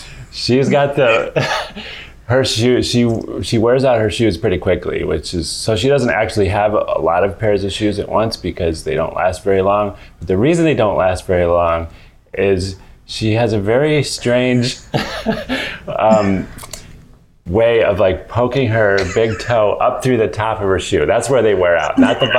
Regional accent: Seattle, Washington, United States; I come from Seattle

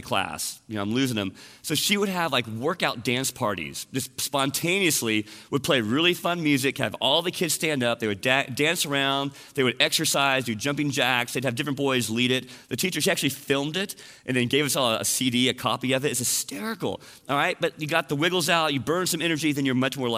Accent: Portland, Texas, United States; I grew up in Portland, Texas

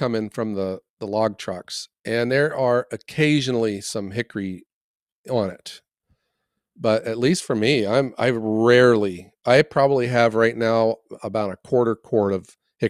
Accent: Ohio, United States; I'm like from Ohio, so whatever.

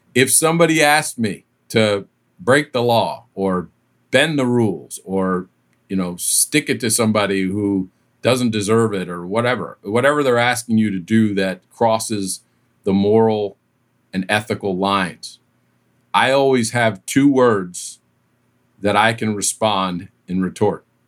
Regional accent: East Coast, United States; moved away as an adult; also born or lived in Southern California; I was from the East Coast. I'd grown up in the East Coast

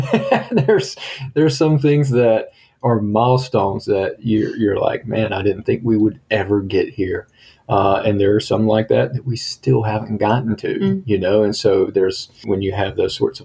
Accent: United States; also born or lived in Italy / Germany; we're from America.

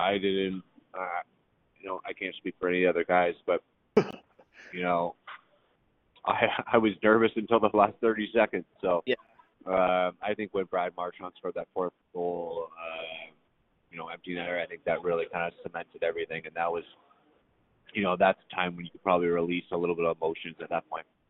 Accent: Guelph, Ontario, Canada; moved away; also born or lived in Dallas; in Guelph, uh, where my hometown is

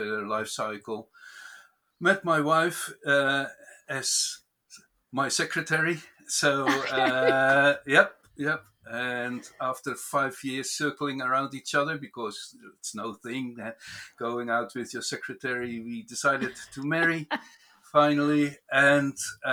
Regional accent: near Rotterdam, South Holland, Netherlands; moved away as an adult; now in New Zealand; I was born in the Netherlands and raised there in the neighborhood of Rotterdam.

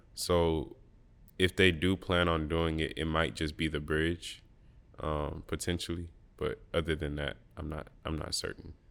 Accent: Birmingham, Alabama, United States; I grew up in Birmingham, Alabama

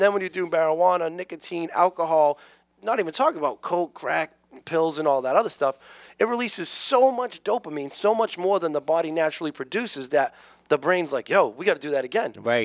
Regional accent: New Bedford, Massachusetts, United States; Um, I grew up in New Bedford

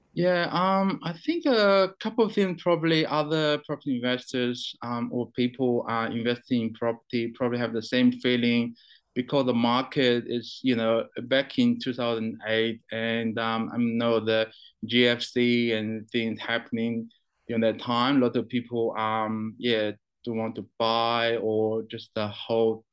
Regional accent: China; also born or lived in New Zealand; now in Brisbane, Australia; I was born in China. Um, I went to New Zealand back in 2002

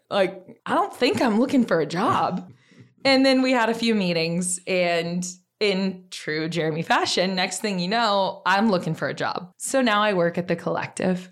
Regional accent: Oklahoma, United States; now in Austin, United States; I'm from Oklahoma. We say boomer sooner

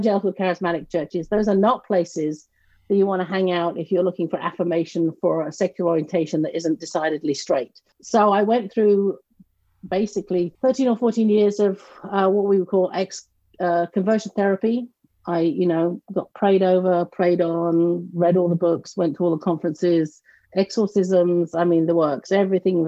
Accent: near Canterbury, Kent, South East England, United Kingdom; moved away as an adult; also born or lived in Massachusetts; now in North Carolina, United States; I grew up in the southeast of the United Kingdom in a town close to Canterbury, Kent

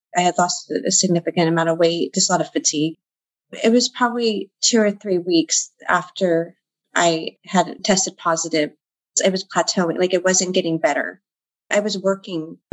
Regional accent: Central Valley, California, United States; I'm from the Central Valley. I live in California

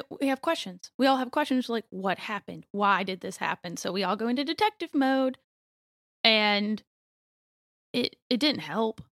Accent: Youngsville, North Carolina, United States; also born or lived in Raleigh, North Carolina; I grew up in Youngsville, so I've pretty much been in Raleigh all my life.

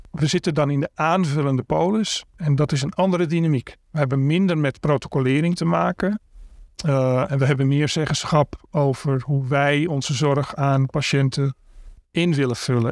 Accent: Amsterdam, North Holland, Netherlands; Ik ben 58 jaar geboren en getogen in Amsterdam. Daar woon ik ook nog steeds

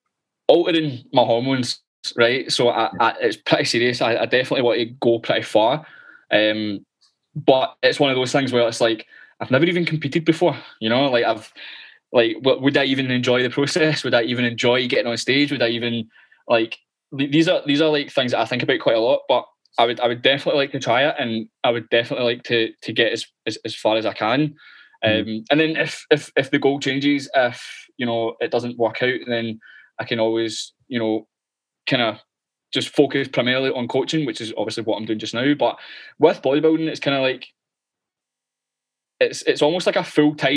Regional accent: Glasgow, Scotland, United Kingdom; accent: thick Glaswegian; I'm Glaswegian, right? I know my accent's pretty thick.

